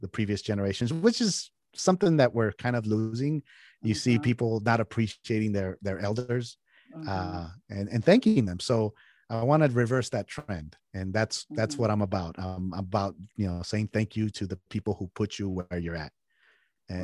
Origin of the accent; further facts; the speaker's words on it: San Jose, California, United States; also born or lived in Mexico; I was raised on a taco truck in California, in San Jose, California, what is Silicon Valley.